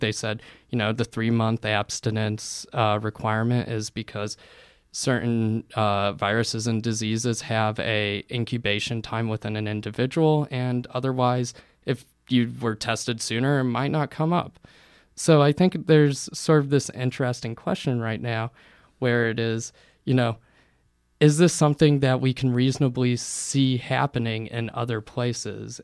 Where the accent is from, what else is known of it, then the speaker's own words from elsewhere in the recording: Bloomington, Indiana, United States; growing up in Bloomington